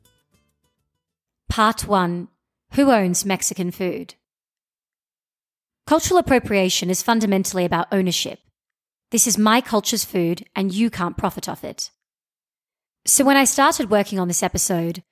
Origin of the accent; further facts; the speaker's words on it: Australia; I'm an Indian Australian who doesn't speak any Hindi